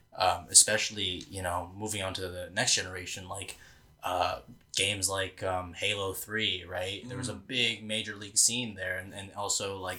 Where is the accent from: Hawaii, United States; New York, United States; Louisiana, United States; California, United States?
New York, United States; New York City; I grew up in Brooklyn